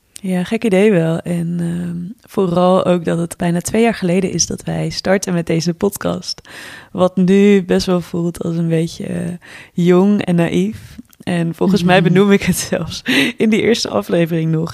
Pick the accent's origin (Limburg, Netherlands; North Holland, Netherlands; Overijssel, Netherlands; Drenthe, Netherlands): Overijssel, Netherlands; Twente; moved away; ben op dit moment ook voor de kerstdagen even terug in eh, het dorp in Twente, waar wij allebei zijn opgegroeid